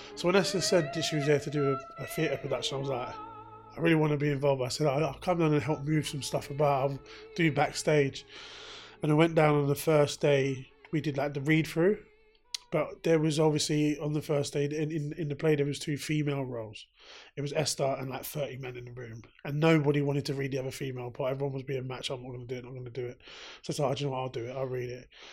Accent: London, United Kingdom; I grew up in South London. Grew up in the Brixton area. Lived in Brixton area my whole life

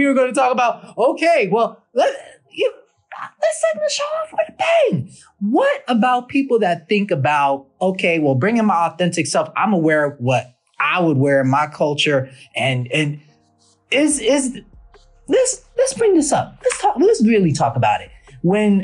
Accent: New York City, New York, United States; I'm from Harlem

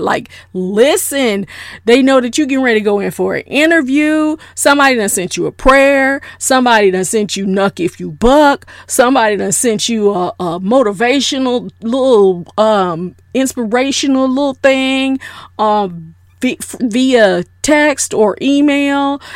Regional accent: South Florida, United States; I am a good old Southern girl. I'm from South Florida.

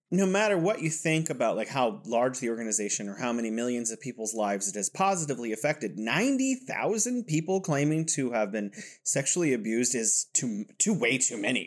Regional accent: California, United States; now in Wuhan, China; I'm from California, and I'm living here in beautiful Wuhan, China.

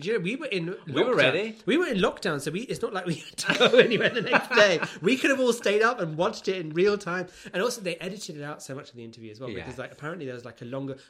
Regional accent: United Kingdom; We're British after all, so like, we have to, honestly.

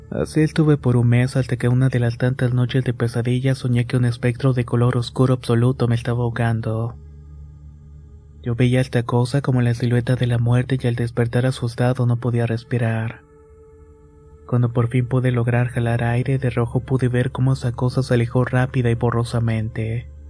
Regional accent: Tampico, Tamaulipas, Mexico; Soy originario de Tampico, Tamaulipas y vivo en la famosa colonia Morelos.

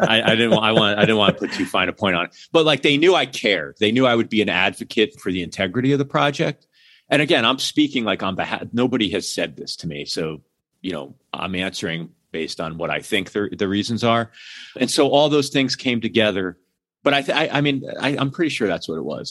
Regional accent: Hamden, Connecticut, United States; I grew up outside of New Haven, Connecticut, in a town called Hamden

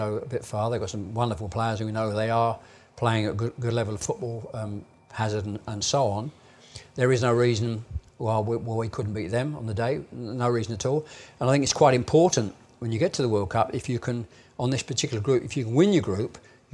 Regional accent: England, United Kingdom; I'm obviously an English fan. I'm an Englishman.

